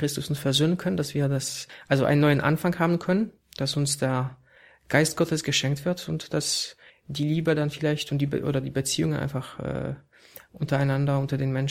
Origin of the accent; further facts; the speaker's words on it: Poland; now in Germany; das ist auch kein Zufall, dass ich als Pole äh, hier in Deutschland arbeite, weil wir eben so eine Mischung auch wollen.